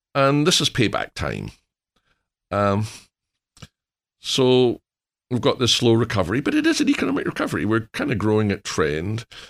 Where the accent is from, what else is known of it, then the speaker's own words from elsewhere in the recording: Scotland, United Kingdom; moved away; being Scottish